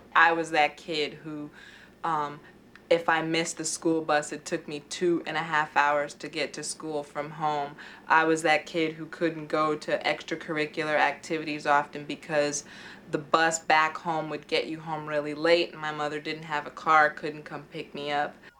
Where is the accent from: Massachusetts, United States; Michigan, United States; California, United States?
California, United States; Los Angeles; I grew up in Los Angeles